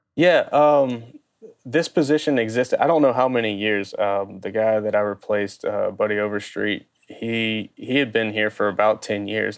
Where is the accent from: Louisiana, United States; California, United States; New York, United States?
Louisiana, United States; Baton Rouge; I grew up in Baton Rouge